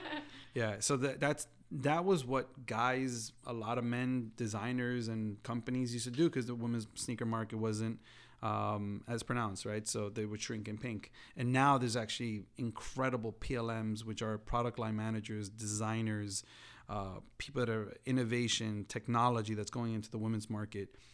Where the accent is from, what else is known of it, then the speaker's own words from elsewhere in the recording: New York, United States; growing up in New York